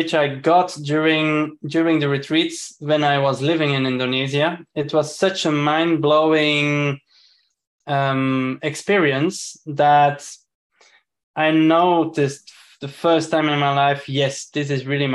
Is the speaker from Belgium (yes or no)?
yes; Belgium; moved away; originally I'm from Belgium